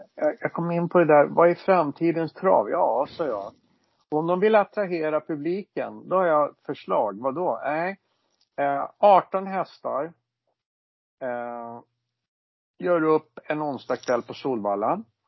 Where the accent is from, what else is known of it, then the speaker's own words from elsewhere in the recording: Stockholm, Stockholm County, Sweden; jag är ju från Stockholm va, som ni hör och förstår